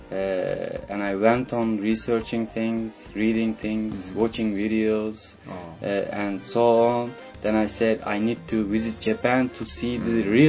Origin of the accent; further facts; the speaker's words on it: İzmir, Turkey; hometown is Izmir, Izmir. in Turkey.